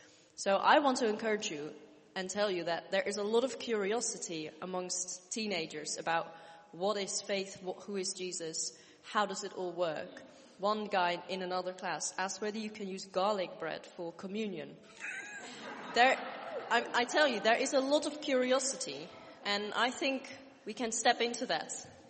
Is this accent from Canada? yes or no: no; Netherlands; now in United Kingdom; I come from the Netherlands